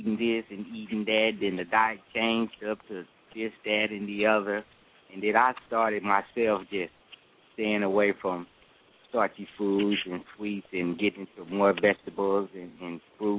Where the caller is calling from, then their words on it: Texas, United States; I'm calling from Texas.